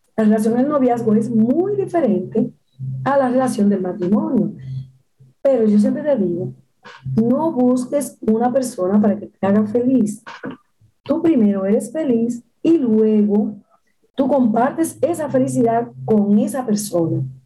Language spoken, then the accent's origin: Spanish; Dominican Republic; en mi país, República Dominicana